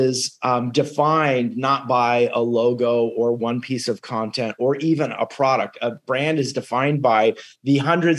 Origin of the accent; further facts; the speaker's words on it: California, United States; growing up in California